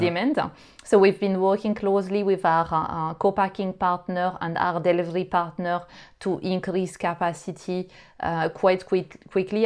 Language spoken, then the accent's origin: English; France; English is a second language; now in United Kingdom; you would probably hear that I'm not originally from the UK. So I uh, I grew up in France